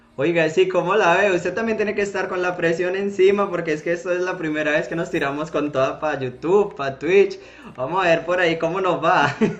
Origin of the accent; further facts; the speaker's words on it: Colombia; now in Spain; uno como colombiano cuando vive en el exterior